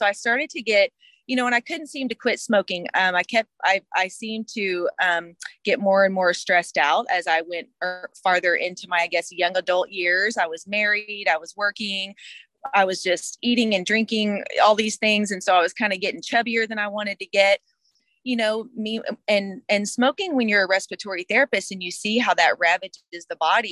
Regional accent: Houston, Texas, United States; also born or lived in San Marcos, Texas; I was born in Houston, Texas, made my way to San Marcos, Texas for college

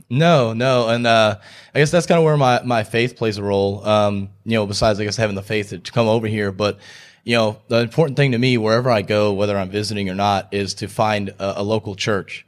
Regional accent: Texas, United States; moved away as an adult; also born or lived in Houston / Statesboro, Georgia; now in Greenville, United States; I grew up in Texas, lived there for twenty-four years

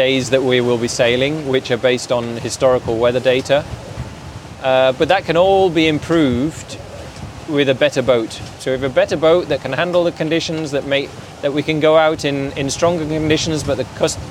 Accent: Yorkshire and the Humber, United Kingdom; moved away as an adult; now in Switzerland; I grew up in Yorkshire, but for the last quite a few years, I've lived in Switzerland.

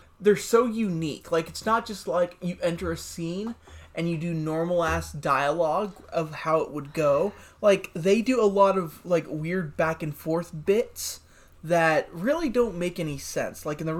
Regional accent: Texas, United States; I'm from Texas

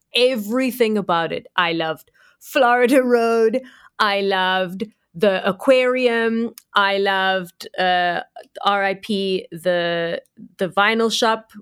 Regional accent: Cape Town, Western Cape, South Africa; I'm from Cape Town

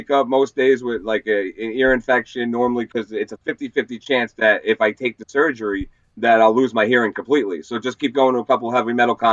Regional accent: San Francisco, California, United States; born there; now in Long Island, United States; Uh, I was born in San Fran

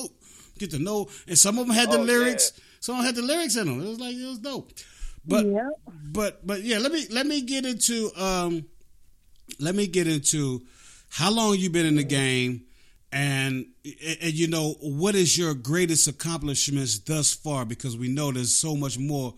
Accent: West Virginia, United States; also born or lived in East Orange, New Jersey; raised in West Virginia

